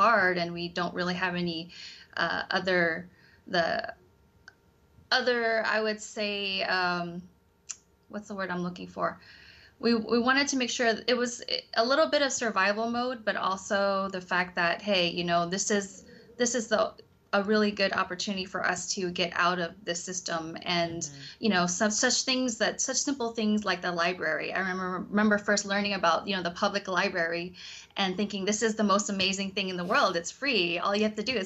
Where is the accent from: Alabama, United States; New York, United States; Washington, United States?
Washington, United States; Seattle; I am born and raised in Seattle, Washington, but my family, they are from Cambodia